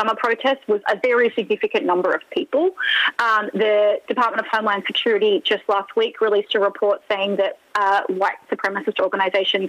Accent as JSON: {"language": "English", "country": "Australia", "moved": "yes", "said": "I'm Australian"}